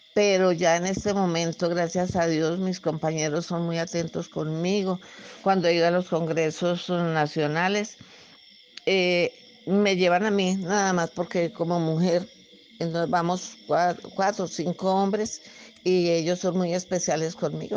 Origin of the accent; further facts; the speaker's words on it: Anzoátegui, Tolima, Colombia; also born or lived in Venadillo, Tolima; Me regresé a vivir a mi tierra natal, Santa Rita, del municipio de Anzuate y Tolima